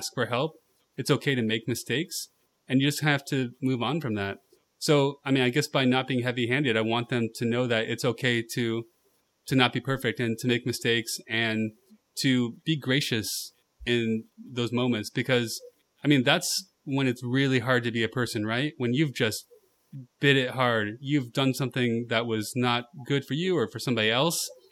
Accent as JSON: {"language": "English", "region": "California", "country": "United States", "said": "I'm from California"}